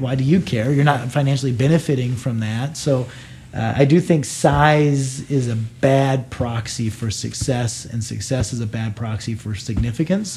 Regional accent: United States; now in Canada; I'm an American

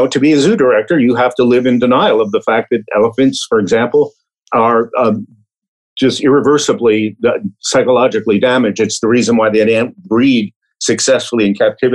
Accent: New York City, New York, United States; I grew up in Brooklyn, New York, and I got contact with animals through zoos

